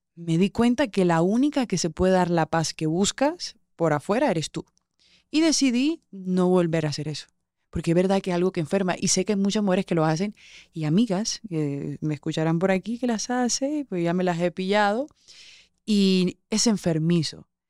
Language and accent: Spanish; Colombian Caribbean coast, Colombia; Yo soy muy colombiana, soy costeña